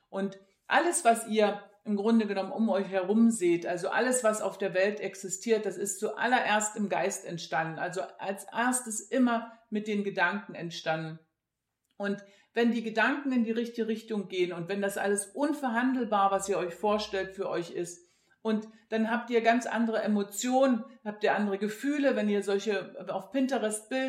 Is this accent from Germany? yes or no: yes; East Germany, Germany; Ich bin in der DDR groß geworden und damals gab es bei uns weder Material, also